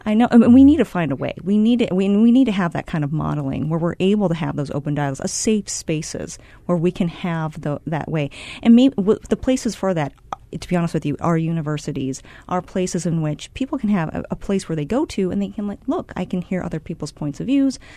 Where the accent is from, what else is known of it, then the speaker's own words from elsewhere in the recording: Cedar Rapids, Iowa, United States; I'm from Cedar Rapids, Iowa